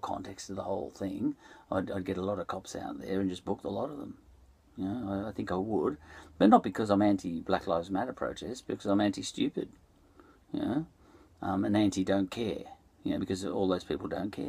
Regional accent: Ireland; also born or lived in Essendon, Melbourne, Australia; now in Melbourne, Australia; I'm Irish

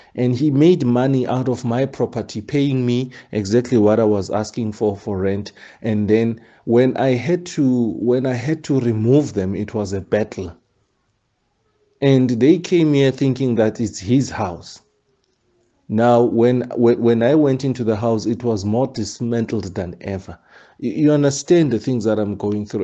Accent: South Africa; a South African. Where I'm born

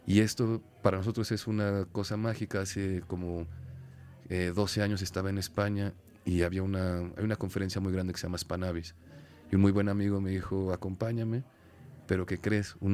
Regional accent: Mexico; born or raised there

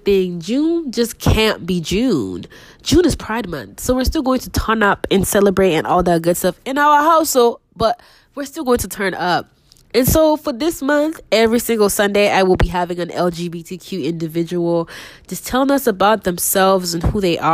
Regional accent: Nigeria; moved away; I'm also a Nigerian, but I don't reside in Nigeria.

